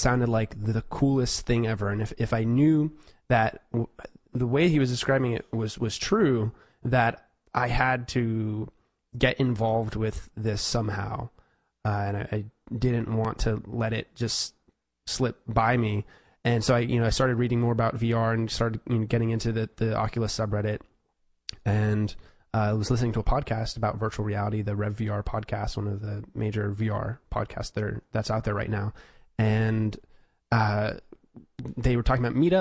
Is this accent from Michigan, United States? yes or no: no; New York City, New York, United States; moved away as an adult; now in Los Angeles, United States; So I'm originally from New York City, and I came out to Los Angeles to study film production at USC.